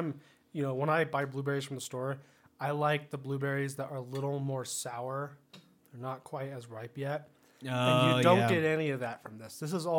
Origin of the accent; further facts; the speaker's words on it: California, United States; growing up in California